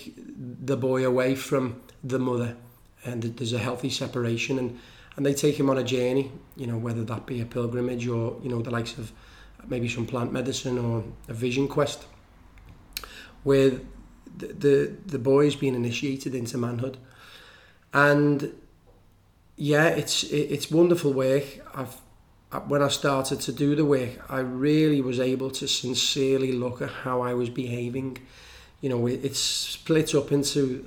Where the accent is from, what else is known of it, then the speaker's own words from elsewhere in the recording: Liverpool, North West England, United Kingdom; I come from Liverpool